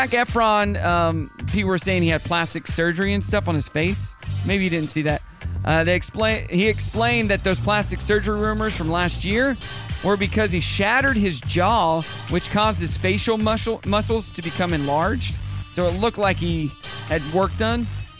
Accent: Missouri, United States; Grew up in Dallas. My mom grew up in Dallas. And then I grew up in Missouri.

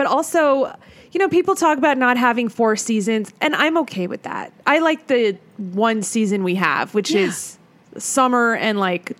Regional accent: Montebello, California, United States; also born or lived in Los Angeles; I was born in a little town called, not little, but Montebello.

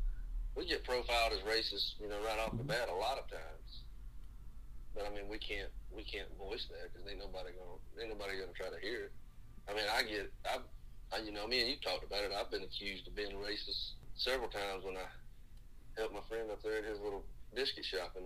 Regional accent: the South, United States; where we're from the South

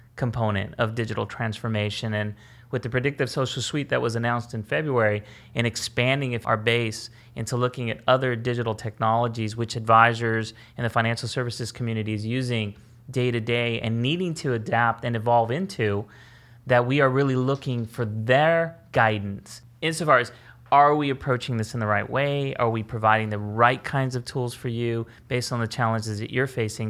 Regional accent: California, United States; born or raised there

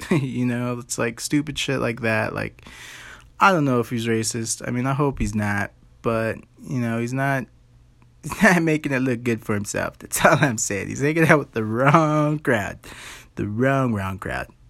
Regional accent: United States

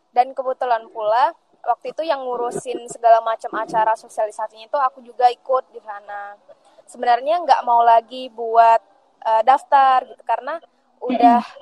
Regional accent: West Pasaman, West Sumatra, Indonesia; Aku dari Sumatera Barat, teman-teman Pasaman Barat uh, sebenarnya sih lumayan jauh dari pusat kota provinsi

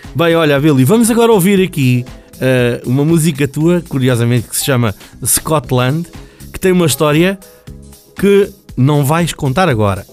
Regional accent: Canada; moved away; na minha terra, no Canadá

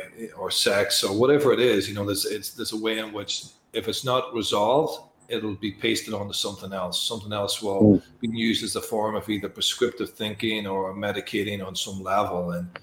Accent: Ireland; I come from Ireland

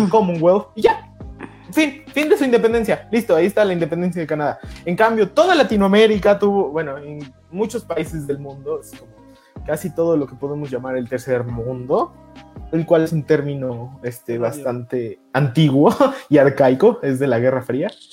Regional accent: Mexico City, Mexico; como buen chilango

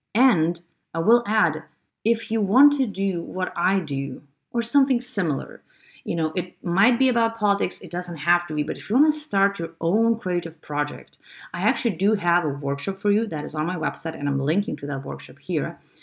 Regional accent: Lithuania; I'm from Lithuania

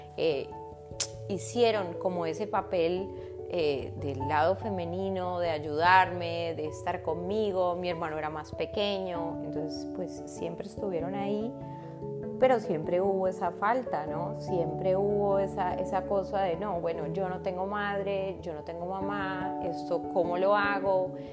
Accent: Colombia; also born or lived in Argentina; now in Spain; vivo hace siete años en España. Antes vivía en Argentina, donde nacieron mis hijos, y soy colombiana

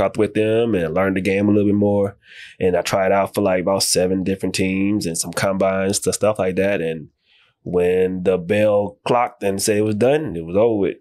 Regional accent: New Orleans, Louisiana, United States; moved away as an adult; now in Dallas, United States; I'm originally from New Orleans

